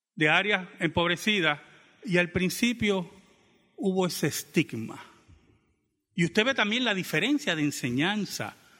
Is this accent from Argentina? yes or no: no; Bayamón, Puerto Rico; born or raised there; also born or lived in Santurce, Puerto Rico